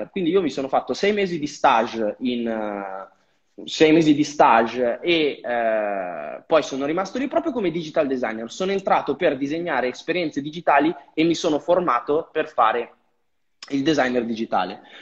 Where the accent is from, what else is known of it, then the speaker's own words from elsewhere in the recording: Vigevano, Lombardy, Italy; Allora, io vengo da una mm, piccola cittadina tra Pavia e Milano, sono di Vigevano, al di qua del Ticino, però infatti sono dentro a Pavia.